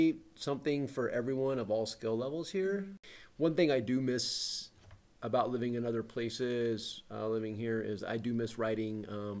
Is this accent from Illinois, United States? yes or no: no; Oklahoma, United States; also born or lived in Salt Lake City, Utah; now in Las Vegas, United States; I grew up in Oklahoma.